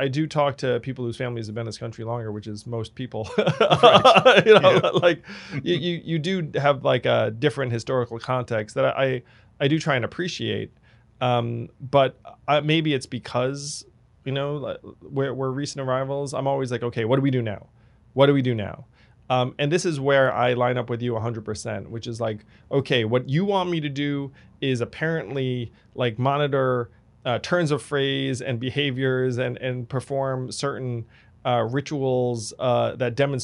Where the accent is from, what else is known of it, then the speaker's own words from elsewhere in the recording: New York suburbs, United States; for me to go from those suburbs to the city